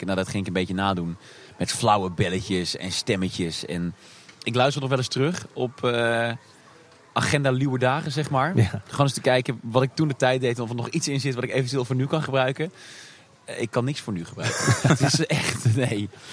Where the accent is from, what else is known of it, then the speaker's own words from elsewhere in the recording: Tilburg, North Brabant, Netherlands; moved away as an adult; also born or lived in Hilversum / Amsterdam; geboren in 1988 in Tilburg. Ehm, daar komt ook meteen de link met eh, de Efteling vandaan. Want eh, nou ja, je hoort het eh, weinig aan me, maar ik kom uit Brabant. Ik ben een Brabo. En geboren en getogen hier